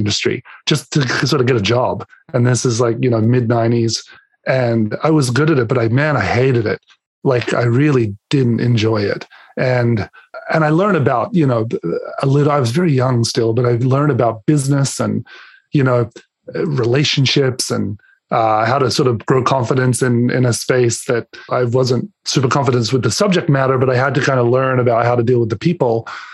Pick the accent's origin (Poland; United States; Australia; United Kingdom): Australia; Adelaide, South Australia; moved away as an adult; now in Canada; I was born and raised in Adelaide, Australia.